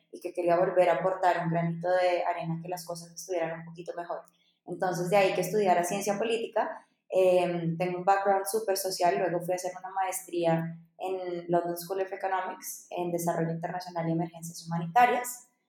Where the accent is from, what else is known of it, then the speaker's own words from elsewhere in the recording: Dominican Republic; moved away as an adult; also born or lived in Bogotá, Colombia; yo soy colombiana, nací en Bogotá, pero crecí en República Dominicana, en la playa